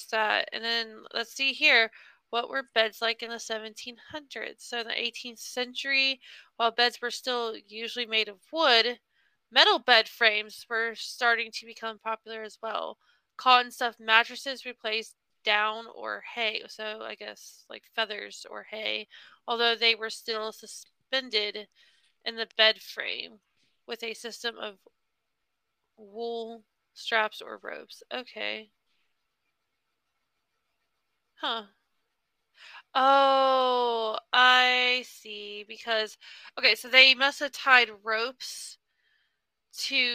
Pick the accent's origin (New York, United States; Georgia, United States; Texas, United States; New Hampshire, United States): Texas, United States; I'm literally from Texas